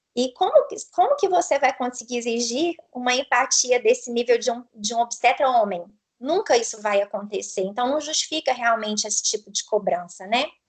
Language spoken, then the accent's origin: Portuguese; Itapecerica, Minas Gerais, Brazil; accent: mineiro; Eu sou de Itapecerica. Fica a 180 quilômetros de Belo Horizonte.